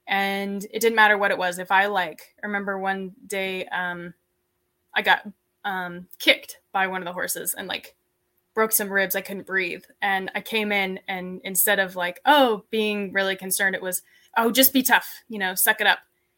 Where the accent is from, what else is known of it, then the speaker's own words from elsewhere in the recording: Layton, Utah, United States; So growing up, I grew up in Utah, in Layton, and I grew up on a small ranch.